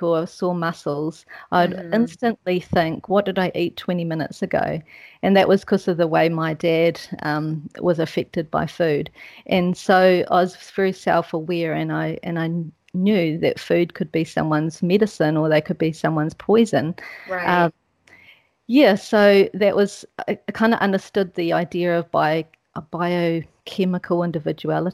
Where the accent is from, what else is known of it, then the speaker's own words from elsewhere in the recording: New Zealand; moved away as an adult; also born or lived in Switzerland; I'm a Kiwi